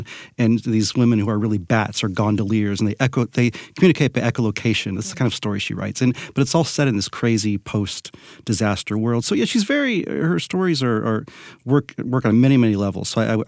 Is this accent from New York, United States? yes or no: no; Southwest Florida, United States; I grew up in Southwest Florida in large part.